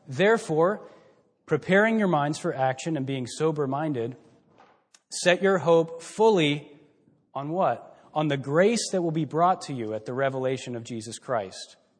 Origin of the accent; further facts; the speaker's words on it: Texas, United States; moved away as an adult; also born or lived in Billings, Montana; now in Mansfield, United States; we're from Texas